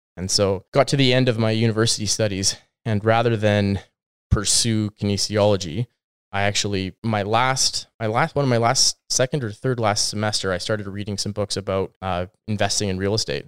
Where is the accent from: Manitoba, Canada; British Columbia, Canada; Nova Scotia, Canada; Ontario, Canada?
British Columbia, Canada; Kelowna; moved away as an adult; also born or lived in Alberta / Cairo, Egypt; now in Abbotsford, Canada; I grew up in Kelowna, just outside of Kelowna.